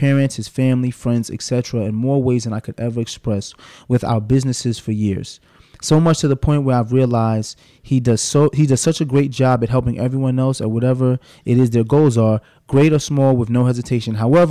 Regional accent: New York City, New York, United States; I'm from Brooklyn, so I say axe.

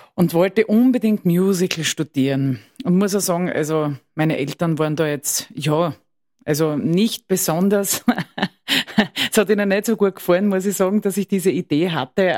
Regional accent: Styria, Austria; Ich komme aus der Steiermark.

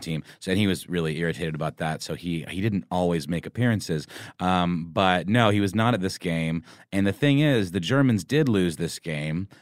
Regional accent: Georgia, United States; I am from Georgia

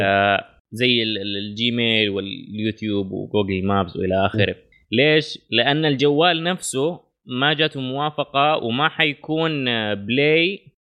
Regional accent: Saudi Arabia; اغلب المناطق الحدوديه عندنا في الجنوب

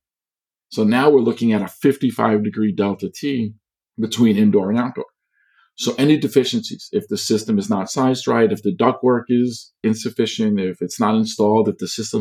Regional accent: Long Island, New York, United States; I grew up on Long Island in New York

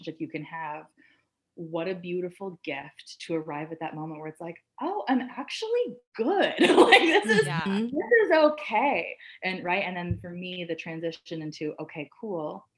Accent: Canada; I'm Canadian

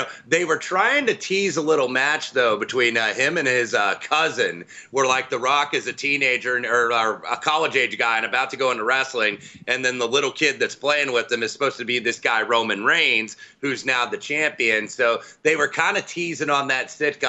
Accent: Indianapolis, Indiana, United States; moved away; I grew up not too far from the track

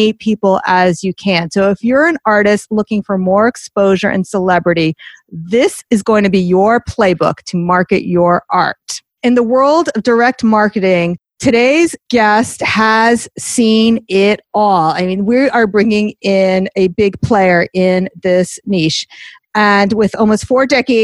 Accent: Teaneck, New Jersey, United States; I'm from Teaneck, so that's like the top of the turnpike

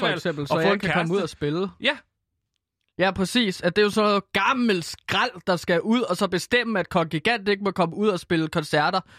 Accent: Denmark; Det er svensk, og jeg er dansker.

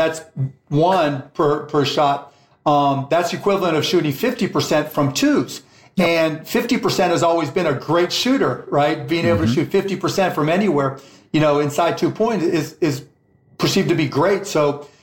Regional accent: Pittsburgh, Pennsylvania, United States; my hometown Pittsburgh Pirates

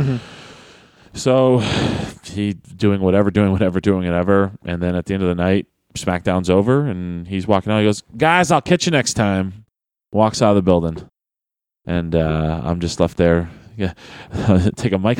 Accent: Manchester, North West England, United Kingdom; So Tuesday was in Manchester, my hometown.

